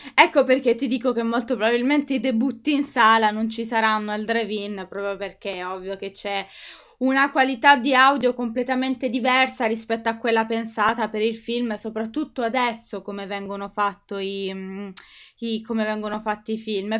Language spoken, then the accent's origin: Italian; Italy; sono, sono, italiana